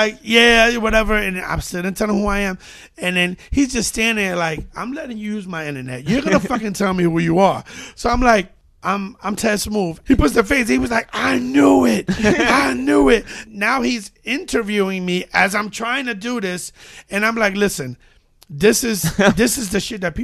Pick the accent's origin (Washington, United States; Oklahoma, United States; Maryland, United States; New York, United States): New York, United States; New York City; 104th Street between Columbus and Amsterdam